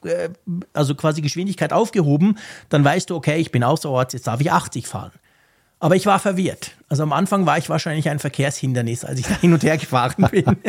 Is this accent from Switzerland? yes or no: yes; Switzerland; mich als Schweizer